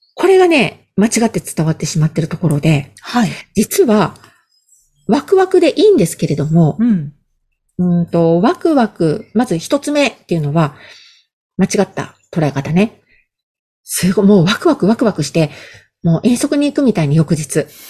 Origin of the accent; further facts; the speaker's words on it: Hokkaido, Japan; moved away as an adult; 北海道の田舎から出てきた